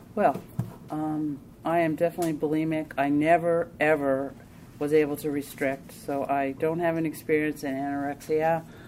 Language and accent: English; New Jersey, United States; I'm from New Jersey, and this was I lived in New Jersey, and moved back up to where my parents near where my parents live